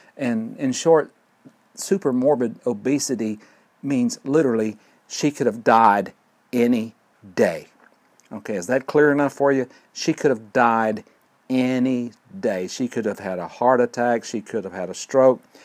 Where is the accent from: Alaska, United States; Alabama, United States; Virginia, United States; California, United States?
Alabama, United States; Fort Payne; recording here at Lookout Mountain near Fort Payne, Alabama. My hometown, great place to live